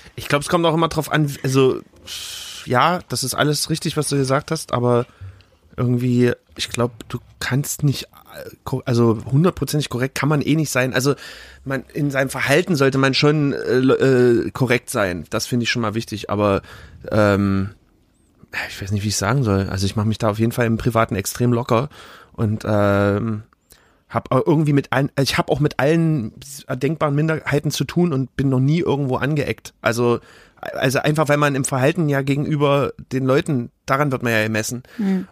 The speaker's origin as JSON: {"language": "German", "town": "Leipzig", "region": "Saxony", "country": "Germany", "tie": "born or raised there", "said": "ich bin ja in Grünau auch aufgewachsen."}